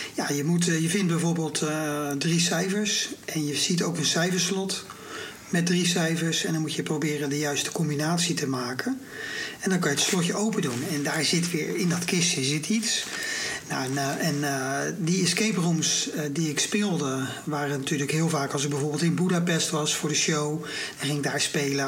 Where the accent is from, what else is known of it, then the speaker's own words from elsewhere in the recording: Rotterdam, South Holland, Netherlands; also born or lived in Barendrecht; ik ben toch echt opgegroeid in Rotterdam-Zuid, in de wijk Feyenoord